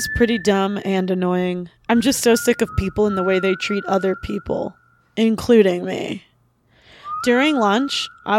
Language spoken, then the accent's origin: English; Pittsburgh, Pennsylvania, United States; And just because we're from Pittsburgh doesn't mean that we're, like, West Virginia.